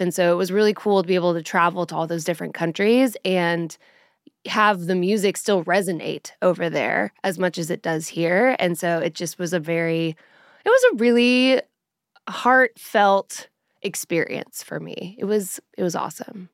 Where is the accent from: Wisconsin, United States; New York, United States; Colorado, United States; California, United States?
Colorado, United States; now in Nashville, United States; I'm from Colorado, and so when I moved to Nashville